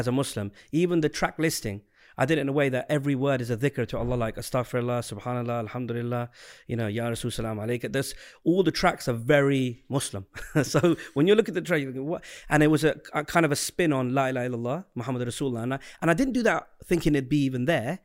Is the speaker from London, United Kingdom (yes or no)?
yes; London, United Kingdom; born or raised there; also born or lived in Southend-on-Sea, Essex / America